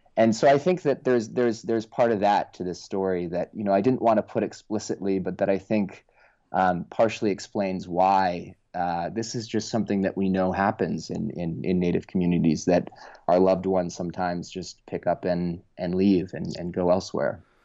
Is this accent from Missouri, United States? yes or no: no; Oakland, California, United States; I actually grew up in Oakland, California